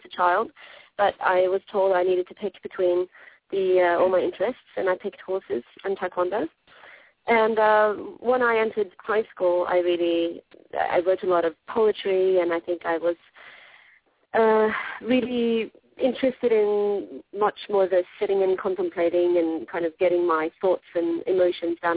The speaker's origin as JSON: {"language": "English", "country": "Norway", "tie": "born or raised there", "moved": "as an adult", "lives_now": "Philadelphia, United States", "said": "I'm from Norway, born and bred"}